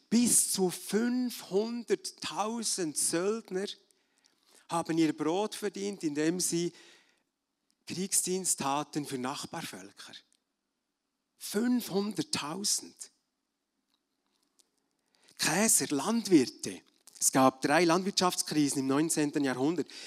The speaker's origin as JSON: {"language": "German", "region": "Bern", "country": "Switzerland", "lives_now": "Germany", "said": "Als Berner Oberländer habe ich mich ab und zu geärgert über deutsche Touristen, Feriengäste, die direkten Mentalität, am Skilift oder in der Metzgerei oder wenn sie nicht rückwärts fahren wollten, da zwischen Frutigen und Elsigbach, wenn es schmal war."}